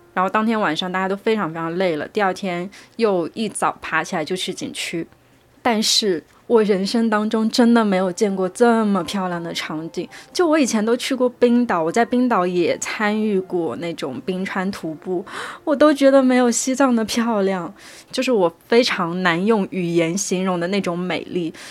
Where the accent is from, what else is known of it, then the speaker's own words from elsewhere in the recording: Suzhou, Jiangsu, China; moved away as an adult; also born or lived in Shanghai; now in Suzhou, China; 就是苏州其实是我的家乡啦，但是呢，我在十八岁出去上了大学之后